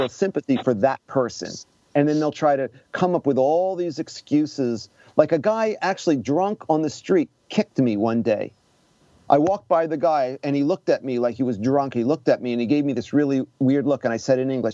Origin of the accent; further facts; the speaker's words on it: New York, United States; moved away as an adult; also born or lived in Osaka, Japan; now in Japan; as a New Yorker